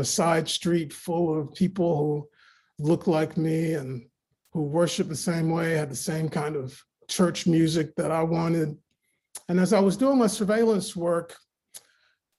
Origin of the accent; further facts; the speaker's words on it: Raleigh, North Carolina, United States; I grew up in Raleigh, North Carolina, and my mom raised me to go to church every day.